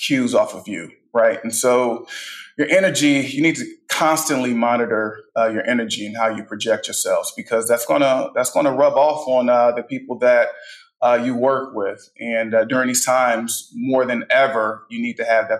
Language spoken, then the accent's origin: English; Midwest, United States; moved away as an adult; also born or lived in Philadelphia; now in Houston, United States; I'm a Midwestern guy